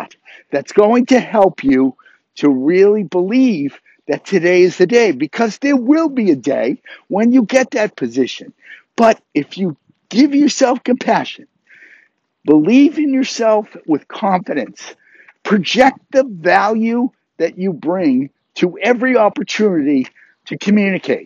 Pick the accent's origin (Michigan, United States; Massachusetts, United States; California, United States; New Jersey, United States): Massachusetts, United States; near Harvard University; growing up near Harvard University